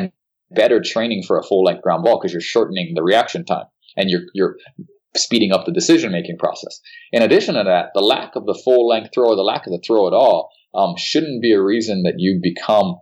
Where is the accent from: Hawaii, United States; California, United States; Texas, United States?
Hawaii, United States; Hilo; moved away; also born or lived in Seattle-Tacoma area, Washington; I'm from Hilo, so it's one of the rainiest cities in the Western Hemisphere